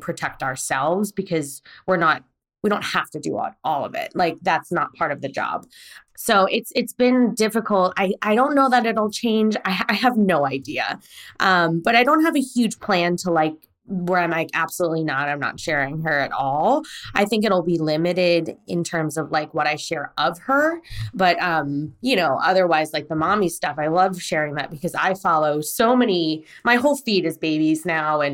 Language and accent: English; United States; also born or lived in Korea; now in Los Angeles, United States; I was born in Korea and I was brought to America at 3 months old